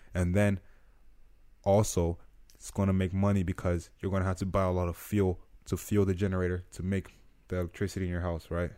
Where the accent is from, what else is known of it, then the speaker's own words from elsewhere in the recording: Nigeria; now in United States; I'm from Nigeria